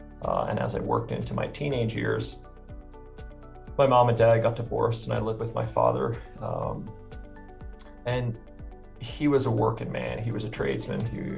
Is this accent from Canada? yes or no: yes; St. John's, Newfoundland and Labrador, Canada; now in Alberta, Canada; I moved to Alberta in 2007. I came from St. John's, Newfoundland, with the intention of coming to Alberta to work in Banff or go to Jasper